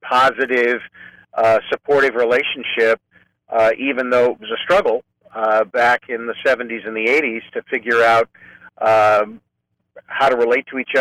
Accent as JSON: {"language": "English", "town": "Clovis", "region": "California", "country": "United States", "tie": "born or raised there", "also_born_or_lived": "Fresno, California / Modesto, California", "lives_now": "San Francisco, United States", "said": "So I'm a native Californian. I grew up in Fresno in the farm region, actually in Clovis"}